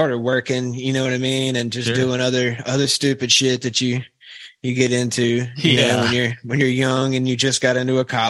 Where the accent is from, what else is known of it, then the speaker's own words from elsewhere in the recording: Pearl, Mississippi, United States; moved away as an adult; now in Hattiesburg, United States; Dude, I'm from Pearl.